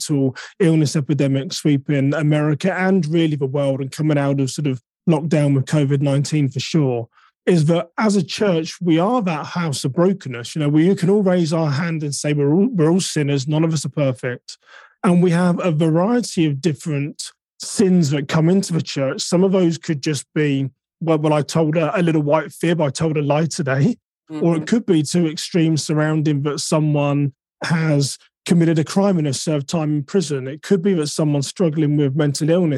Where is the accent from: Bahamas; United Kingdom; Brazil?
United Kingdom; now in United States; I'm now an American citizen. So technically, I guess I'm a British American